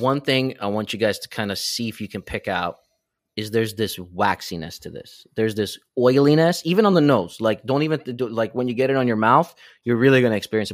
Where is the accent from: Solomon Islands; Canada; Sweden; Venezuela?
Sweden; moved away; I was born and raised in Sweden